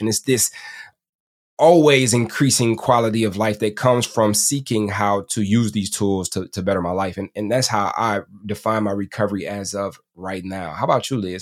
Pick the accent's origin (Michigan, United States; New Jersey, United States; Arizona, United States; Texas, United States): Michigan, United States; Detroit; I'm from Detroit